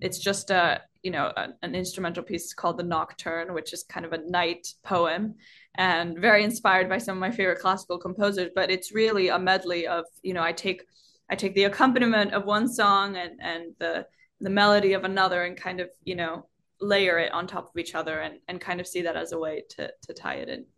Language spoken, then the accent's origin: English; Iceland; I'm half Chinese and growing up in Iceland